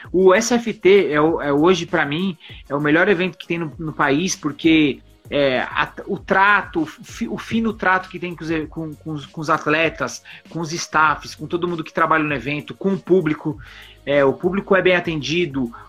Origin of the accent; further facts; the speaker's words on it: São Paulo, Brazil; eu sou de São Paulo e eu falo isso para qualquer um que for lutar lá